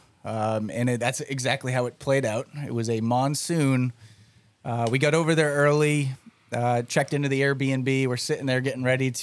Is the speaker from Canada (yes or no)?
no; Western Massachusetts, United States; now in Florida, United States; being from New England